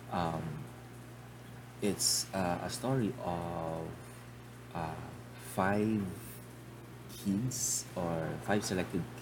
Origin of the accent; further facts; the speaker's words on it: Philippines; I'm a Filipino, so majority of my um, majority of my um, speaking here would be in Tagalog.